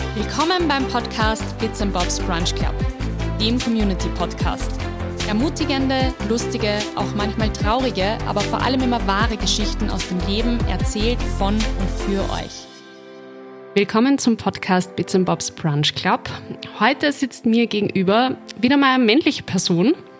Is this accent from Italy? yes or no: no; Linz, Upper Austria, Austria; So wie ich, aus dem wunderschönen Linz